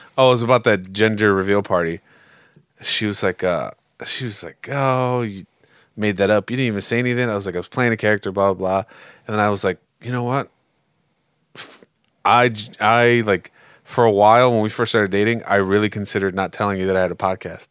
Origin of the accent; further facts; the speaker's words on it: United States; as an American